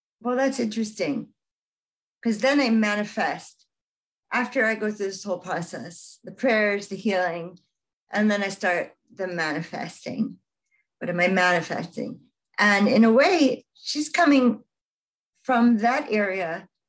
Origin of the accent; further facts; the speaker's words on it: United States; I'm a Jewish girl growing up in America, a largely Christian nation.